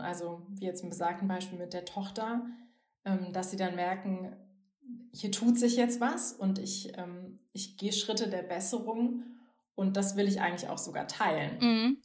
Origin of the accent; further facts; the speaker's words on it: Bonn, North Rhine-Westphalia, Germany; ich komme ja aus Bonn